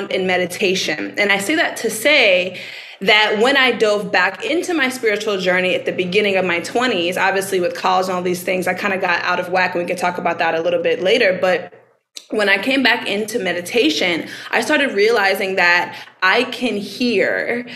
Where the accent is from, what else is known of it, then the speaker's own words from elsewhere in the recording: Baton Rouge, Louisiana, United States; I'm from Baton Rouge